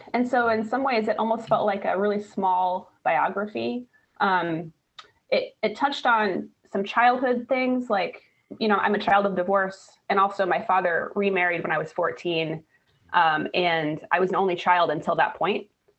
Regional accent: Missouri, United States; now in Portland, United States; I've lived in Portland for about 20 years, but I didn't grow up here, actually. I grew up in Missouri, kind of out in the wilderness, for lack of a better word, right on a riverbank.

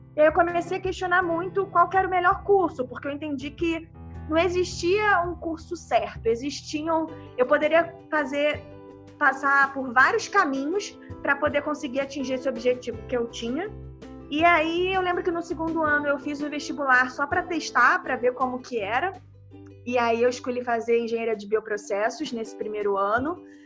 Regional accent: Rio de Janeiro, Brazil; moved away as an adult; now in São Paulo, Brazil; Eu tenho 30 anos, sou do Rio de Janeiro, mas desde o início desse ano eu estou morando em São Paulo

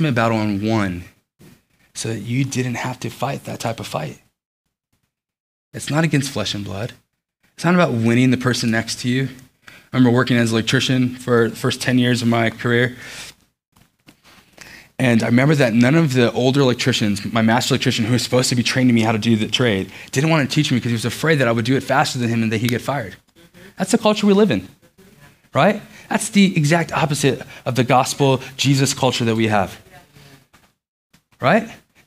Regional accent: Los Angeles, California, United States; also born or lived in Beaufort, North Carolina; now in Cary, United States; I grew up in Los Angeles

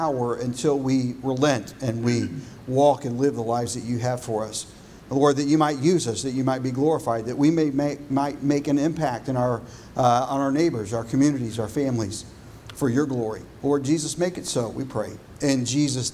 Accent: Irving, Texas, United States; whenever I was a child growing up in North Texas

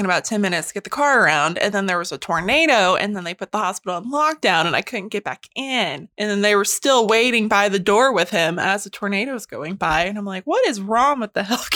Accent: Calico Rock, Arkansas, United States; That happened in my hometown where I grew up. They closed Calico Rock.

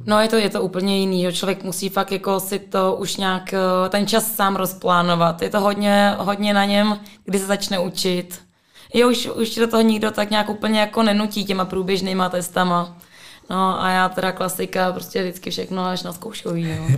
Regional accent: Prague, Czechia; já jsem z Prahy, ale jsem, eh, no, původně jsem bydlela na hájích

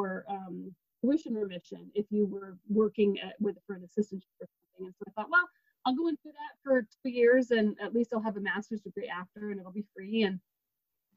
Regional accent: New Mexico, United States; moved away; I'm actually from New Mexico originally

